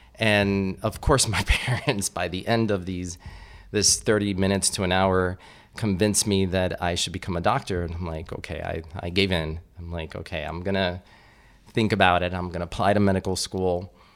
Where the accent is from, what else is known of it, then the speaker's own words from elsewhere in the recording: Miami, Florida, United States; I grew up in Miami, which is kind of like little Cuba